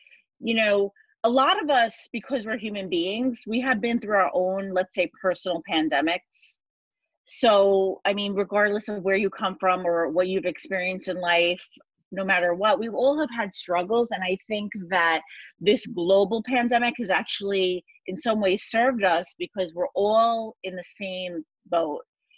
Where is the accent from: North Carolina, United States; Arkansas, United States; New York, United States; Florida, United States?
New York, United States; 2 days before 9/11, I am from New York. I was at Penn State University studying advertising